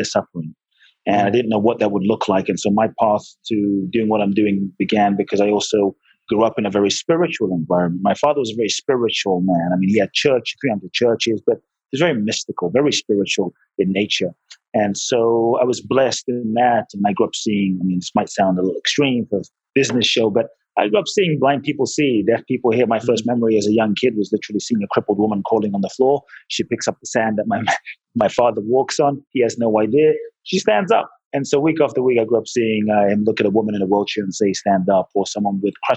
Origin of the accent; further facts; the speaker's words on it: London, United Kingdom; moved away as an adult; also born or lived in Ghana; now in Los Angeles, United States; Father's from Ghana, mother's Japanese, grew up in London